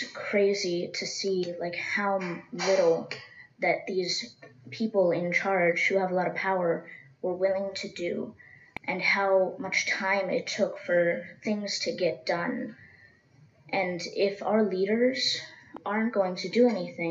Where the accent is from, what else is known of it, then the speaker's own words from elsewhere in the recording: Seminole Indian Reservation, Florida, United States; I grew up on the Seminole Indian Reservation